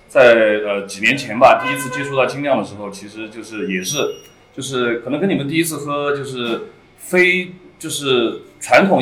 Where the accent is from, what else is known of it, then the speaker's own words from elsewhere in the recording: Liangshan, Sichuan, China; 其实我是四川本土土生土长的四川人，然后我来自四川大凉山。凉山彝族自治州，我是彝族，